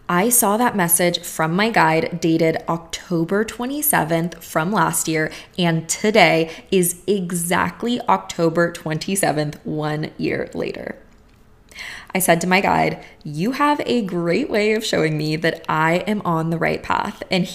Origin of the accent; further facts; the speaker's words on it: Bulgaria; first language Bulgarian; English is a second language; I actually have a spirit guide who communicates with me only in English, even though my native language is Bulgarian.